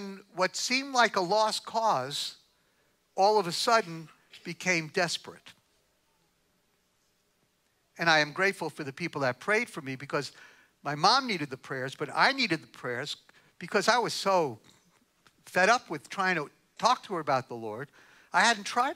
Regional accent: New York, United States; I'm from New York

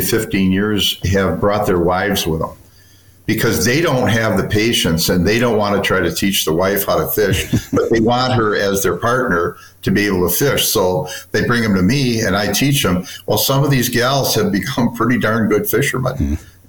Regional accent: Chicago, Illinois, United States; I'm from Chicago. Yes.

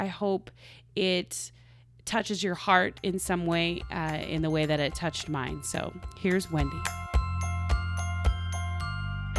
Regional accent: Oklahoma, United States; now in Los Angeles, United States; I'm from Oklahoma, so we had lots of tornadoes.

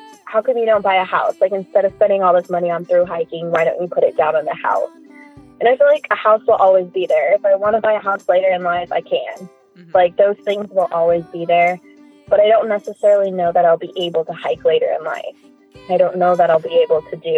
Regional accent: Orange County, California, United States; moved away; also born or lived in Inland Empire / Southern Oregon; I grew up in Orange County

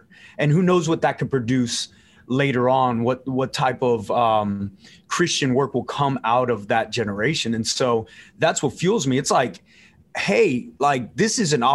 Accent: South Texas, United States; also born or lived in Los Angeles, California; So I was born in LA, but I was raised in South Texas

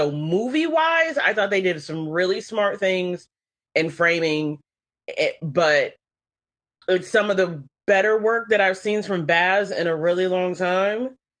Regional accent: the South, United States; Plus, you know, I'm from the South.

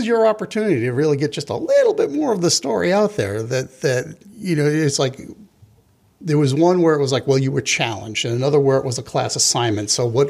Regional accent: Long Island, New York, United States; I grew up on Long Island, and there was a pretty big Jewish population in that town.

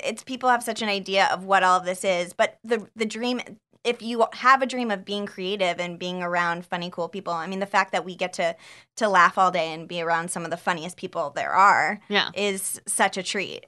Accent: Scottsdale, Arizona, United States; moved away; I uh, grew up in Scottsdale, Arizona

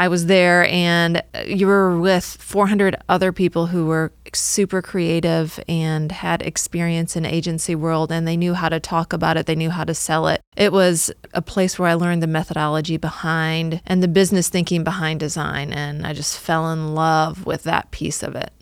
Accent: Northwest Illinois, United States; moved away as an adult; also born or lived in Cincinnati, Ohio; now in Atlanta, United States; I grew up in Northwest Illinois and in the middle of cornfields

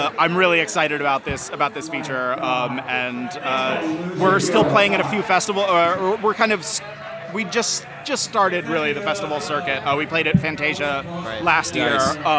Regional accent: New York, United States; moved away as an adult; now in Los Angeles, United States; I grew up in New York. I just moved to Los Angeles about 3 years ago.

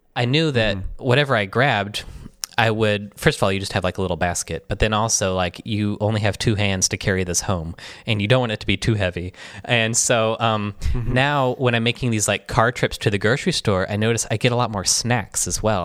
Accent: Michigan, United States; moved away as an adult; also born or lived in New York; growing up in Michigan

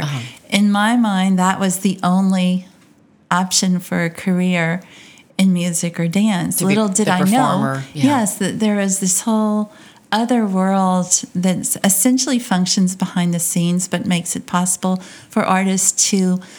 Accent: Lafayette, Louisiana, United States; also born or lived in Oberlin, Louisiana; And we lived in Oberlin till I was seven, and we moved to Lafayette. And so this has been home for a very long time.

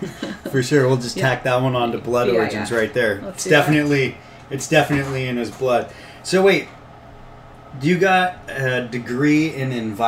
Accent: Marin County, California, United States; so much time growing up in Marin

